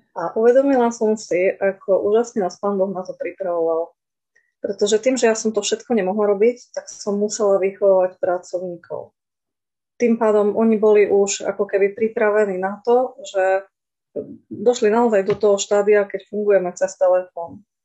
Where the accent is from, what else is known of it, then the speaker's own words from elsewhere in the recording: Košice, Košice Region, Slovakia; som z Košíc